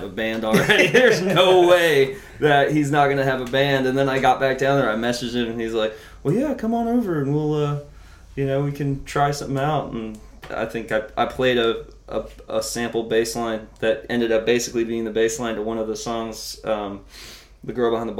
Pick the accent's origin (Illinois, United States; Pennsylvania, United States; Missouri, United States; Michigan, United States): Michigan, United States; moved away; I'm from Michigan